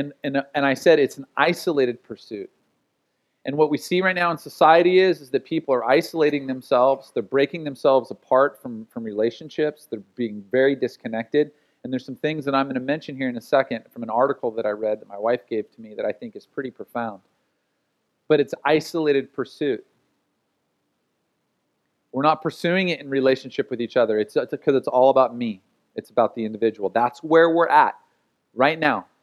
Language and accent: English; United States; as an American